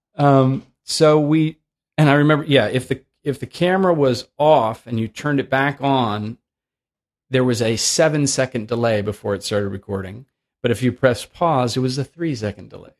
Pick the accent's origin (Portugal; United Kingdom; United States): United States; Oakland, California; also born or lived in San Francisco; I grew up in Oakland